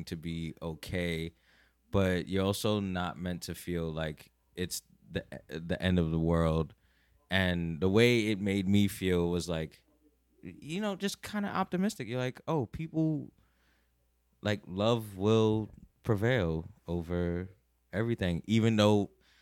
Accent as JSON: {"language": "English", "town": "New York City", "region": "New York", "country": "United States", "tie": "born or raised there", "said": "living and growing up in Brooklyn"}